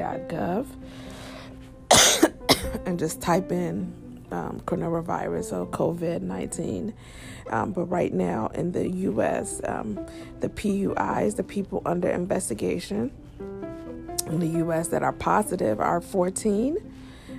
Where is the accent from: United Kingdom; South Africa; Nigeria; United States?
Nigeria; I'm a Nigerian